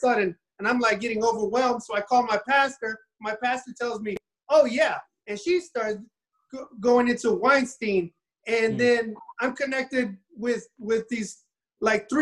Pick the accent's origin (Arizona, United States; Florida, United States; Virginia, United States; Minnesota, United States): Florida, United States; Miami; I was raised in Miami, so I was raised a little bit different